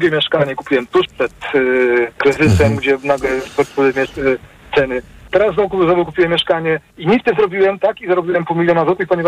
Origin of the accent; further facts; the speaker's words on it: Wrocław, Lower Silesian Voivodeship, Poland; Jestem z Wrocławia, y, w dzielnicy 10 km od centrum